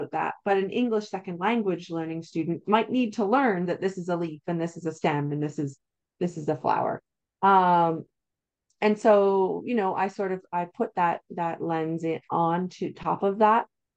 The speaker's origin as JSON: {"language": "English", "country": "Canada", "said": "I'm Canadian, so I typically use Canadian science curriculums"}